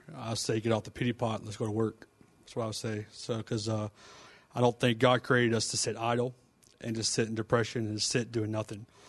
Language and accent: English; Fort Worth, Texas, United States; we're both from Fort Worth area